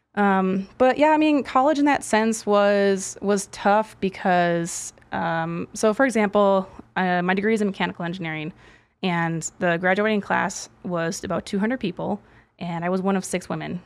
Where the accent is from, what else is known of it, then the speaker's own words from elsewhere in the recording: Milwaukee, Wisconsin, United States; I'm from Milwaukee originally.